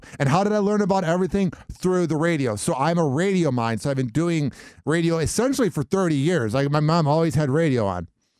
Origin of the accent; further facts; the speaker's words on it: Midwest, United States; Growing up in the Midwest, it was cold out.